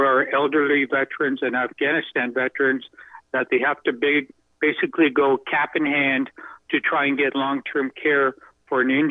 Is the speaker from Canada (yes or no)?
yes; Canada; but yeah, I'm a Canadian